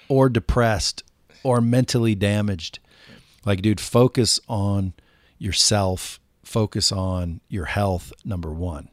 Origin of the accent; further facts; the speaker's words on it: Cottage Grove, Oregon, United States; I come from a small town called Cottage Grove, Oregon.